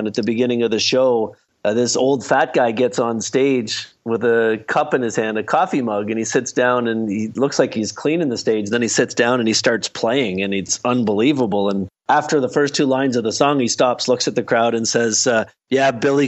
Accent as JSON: {"language": "English", "town": "Halifax", "region": "Nova Scotia", "country": "Canada", "tie": "born or raised there", "also_born_or_lived": "Ottawa, Canada", "moved": "yes", "said": "I grew up in Halifax, Nova Scotia"}